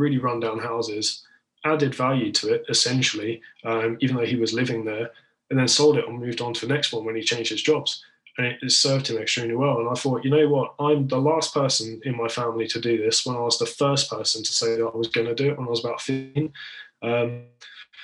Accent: Isle of Wight, South East England, United Kingdom; accent: southern; also born or lived in Liverpool; I was actually born in Liverpool and most of my family are up there, so I know the area really quite well. But I was raised on the Isle of Wight, hence the sort of southern element of my voice.

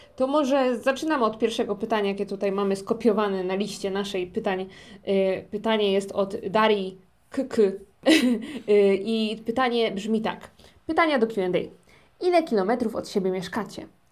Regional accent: Silesian Voivodeship, Poland; moved away as an adult; now in South Korea; ja ze Śląska

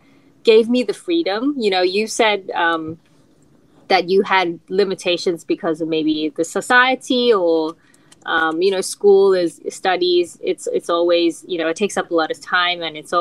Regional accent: Melbourne, Victoria, Australia; I grew up in Melbourne, Australia

